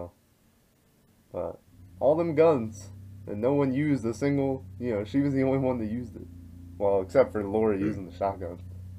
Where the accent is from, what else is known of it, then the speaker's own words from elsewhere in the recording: Southern US, United States; I had to learn to shoot a gun when I was 8. And I was like, that's just growing up in the South.